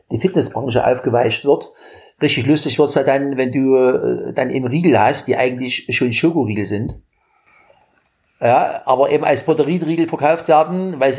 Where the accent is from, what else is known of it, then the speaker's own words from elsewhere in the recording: Germany; In meiner Jugend in der DDR und in ja auch, ne?